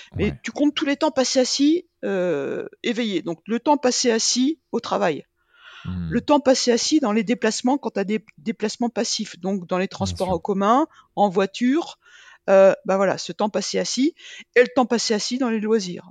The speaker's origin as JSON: {"language": "French", "town": "Rennes", "region": "Brittany", "country": "France", "moved": "yes", "lives_now": "Clermont-Ferrand, France", "said": "je suis bretonne"}